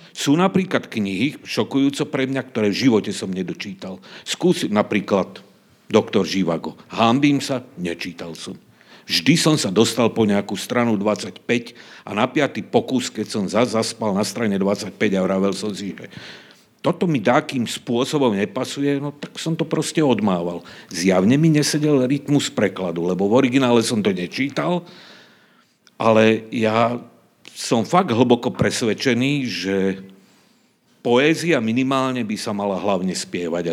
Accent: Záhorie, Slovakia; accent: Záhorie dialect (záhoráčtina); first language Záhorie dialect; okrem slovenčiny, češtiny a záhoráčtiny, čo je môj rodný jazyk

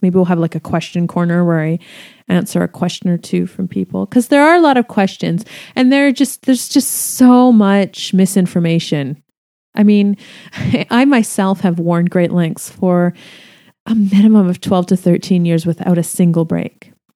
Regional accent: Canada; I'm Canadian

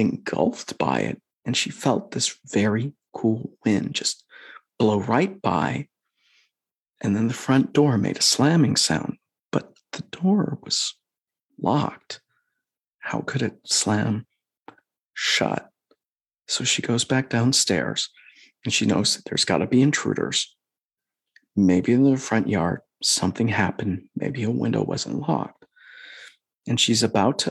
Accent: Midwest, United States; moved away; We're from the Midwest originally

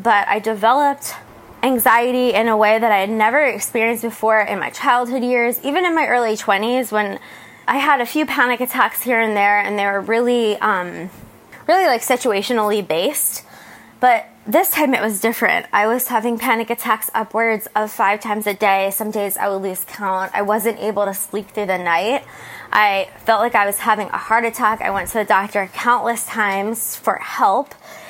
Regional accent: New Jersey, United States; moved away as an adult; now in San Diego, United States; I'm left where I grew up in New Jersey to come to San Diego and start a new life.

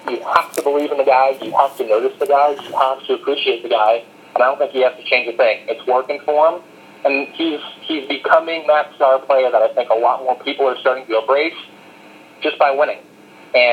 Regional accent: Orlando, Florida, United States; Growing up in Orlando, my father and my family knew a few of the golfers out there

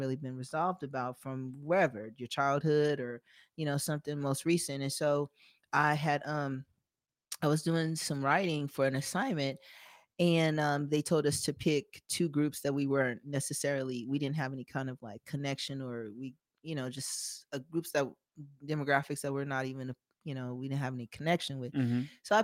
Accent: Las Vegas, Nevada, United States; I'm born and raised in Vegas, so I'm native. I'm homegrown.

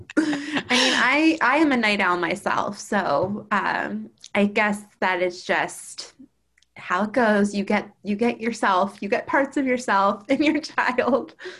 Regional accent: Baltimore, Maryland, United States; also born or lived in Durham, North Carolina; I was born in Baltimore, eh, which is where I live now. Um, I've lived here my whole life, except for when I went to college at Duke University

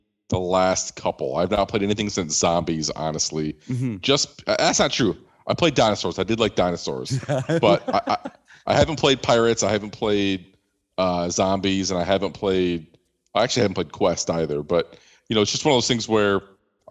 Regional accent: Detroit, Michigan, United States; I grew up in Detroit

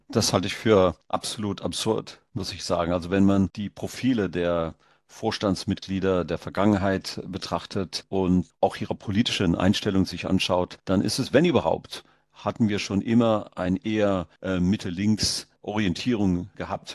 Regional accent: India; now in Germany; Ich bin in Deutschland geboren, in Indien aufgewachsen und dann in Deutschland dann wieder berufstätig geworden

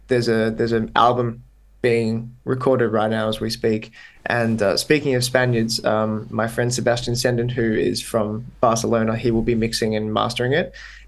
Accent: Australia; accent: Australian; now in Netherlands; I don't speak with my full-on Australian accent. Yeah. I mean, to be fair, my accent is not like crazy Australian.

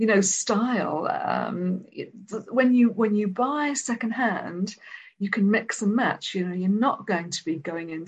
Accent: Wales, United Kingdom; Even when I was growing up in Wales

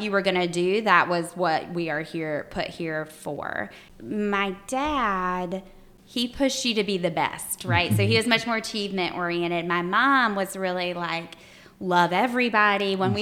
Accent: Graham, North Carolina, United States; moved away as an adult; now in Greensboro, United States; I grew up in Graham, which was really, Alamance County's had significant growth

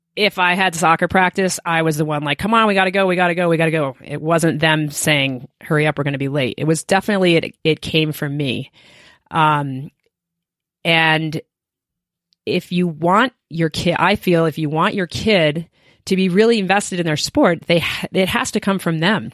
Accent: Williston, Vermont, United States; moved away as an adult; now in Steamboat Springs, United States; I grew up in Williston, Vermont, which is right outside of Burlington, Vermont

